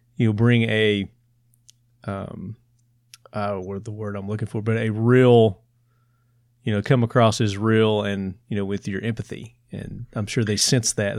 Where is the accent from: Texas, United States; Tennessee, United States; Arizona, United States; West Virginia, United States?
Tennessee, United States; accent: Southern; I'm from Tennessee